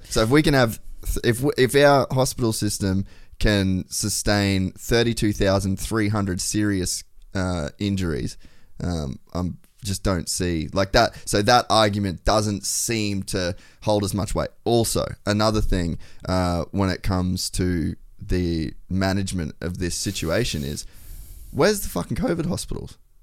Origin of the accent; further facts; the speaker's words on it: Cairns, Queensland, Australia; I grew up in Cairns